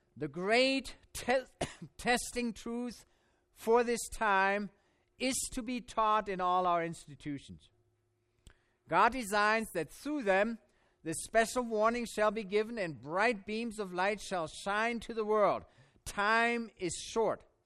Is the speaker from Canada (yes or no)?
no; Germany; born or raised there; accent: German; English is a second language; now in United States